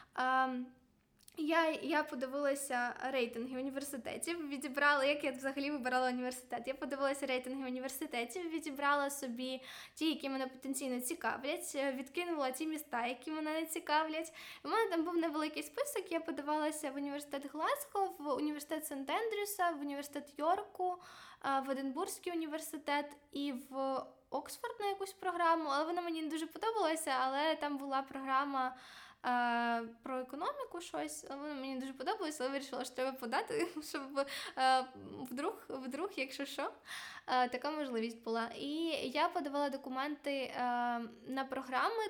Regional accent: Ukraine; moved away as an adult; now in Glasgow, United Kingdom; я взагалі з України, і в мене нема таких грошей

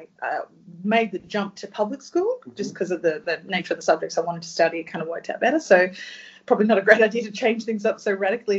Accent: Adelaide, South Australia, Australia; now in Melbourne, Australia; I was born in Adelaide

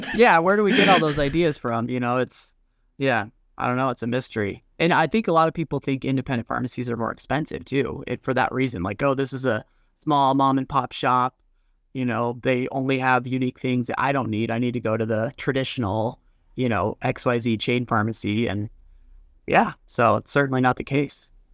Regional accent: Colorado, United States; also born or lived in Wyoming; Born and raised in Colorado, went up to Wyoming

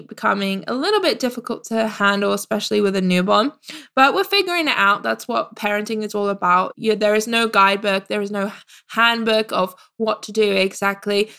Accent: United Kingdom; moved away as an adult; now in Canada; I am a British expat

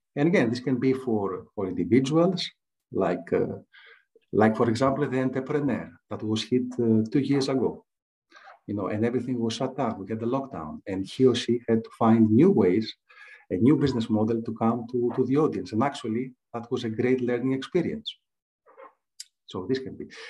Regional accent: Greece; English is a second language; I was uh, born and raised in Greece. You can tell from my accent.

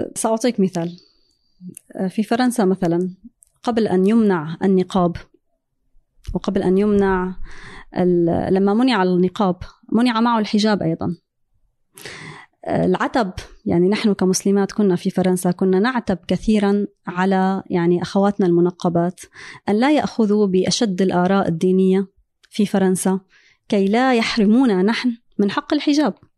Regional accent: Syria; moved away as an adult; also born or lived in France; now in United States; أنا هاجرت من سوريا قبل الثورة كانت في عام 2008 2009

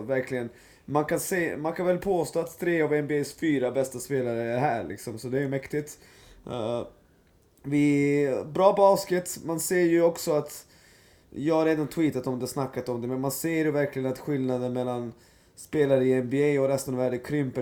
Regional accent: Serbia; jag är serb

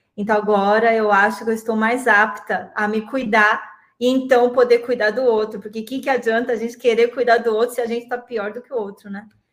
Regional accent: Santo André, São Paulo, Brazil; moved away as an adult; also born or lived in Florianópolis; sou de Santo André. Vi que tem muita gente de Santo André aqui de São Paulo, sou da ABC Paulista

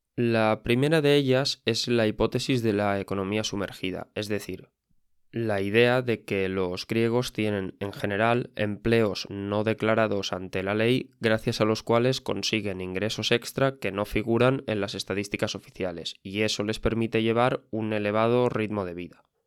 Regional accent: Spain; yo mismo vengo de España

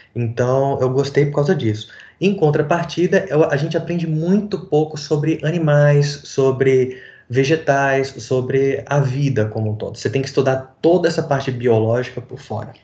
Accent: Recife, Pernambuco, Brazil; Eu fui criado... Nasci em Recife

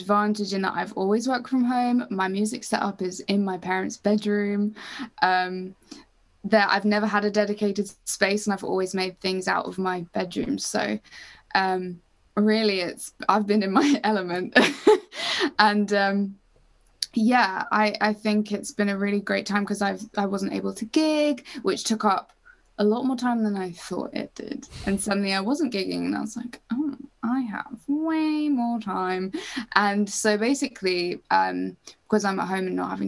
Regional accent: Cambridge, East of England, United Kingdom; Cambridge, which is my hometown, which is kind of small.

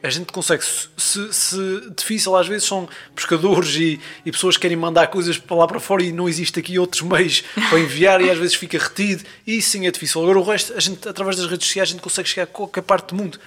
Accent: Azores, Portugal; sou dos Açores

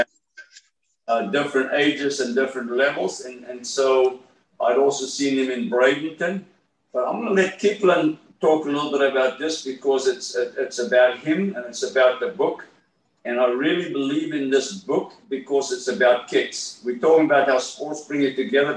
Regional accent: South Africa; moved away as an adult; also born or lived in Miami, Florida; I'm from South Africa

